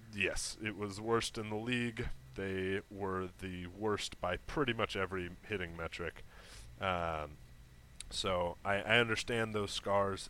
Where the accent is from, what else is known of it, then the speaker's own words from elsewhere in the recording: Seattle, Washington, United States; growing up in Seattle, and I was six years old